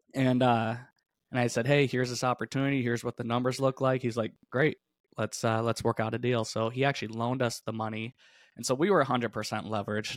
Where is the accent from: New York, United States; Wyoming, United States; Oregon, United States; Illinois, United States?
New York, United States; upstate; I grew up in, in upstate New York